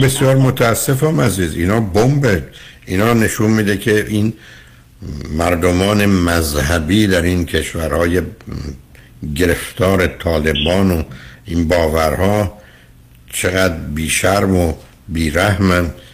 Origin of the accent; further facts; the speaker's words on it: Iran; moved away; ما ایرانی ها تو چارچوب خانوادهایی که بزرگ